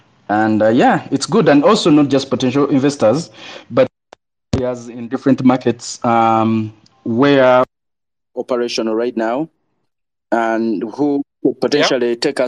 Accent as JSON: {"language": "English", "country": "Uganda", "tie": "born or raised there", "also_born_or_lived": "United States", "moved": "as an adult", "said": "I was born and raised in Uganda, moved to the U.S. in 2012, and then moved back to Uganda."}